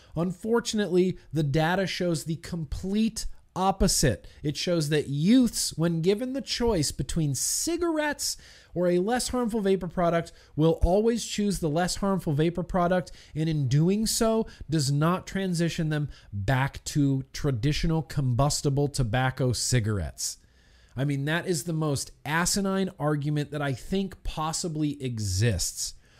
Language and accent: English; United States; as American citizens